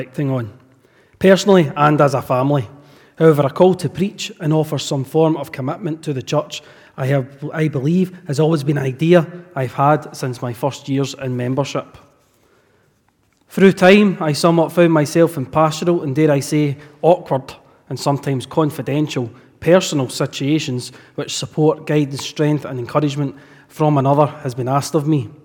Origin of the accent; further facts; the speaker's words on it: Hamilton, Scotland, United Kingdom; I come from Hamilton, where I stayed up to my late teens